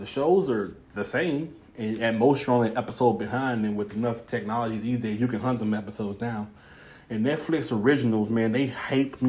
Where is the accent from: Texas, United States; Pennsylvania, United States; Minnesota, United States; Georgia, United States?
Texas, United States; Houston; moved away; I'm from Houston, so therefore I'm a Houston Texans fan.